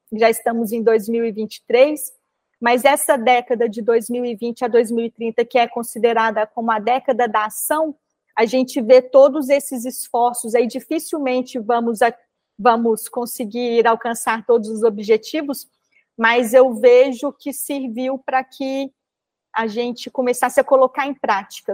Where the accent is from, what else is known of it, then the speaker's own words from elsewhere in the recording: Minas Gerais, Brazil; como boa mineira que sou